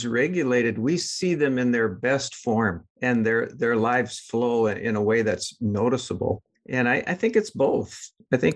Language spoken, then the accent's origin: English; North Dakota, United States; I grew up in North Dakota near Standing Rock Reservation